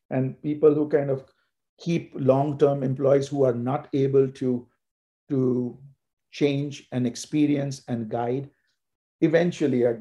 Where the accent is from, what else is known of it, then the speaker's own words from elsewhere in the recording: India; especially growing up in India that gives you a, a very different perspective of what is meant by organization, order.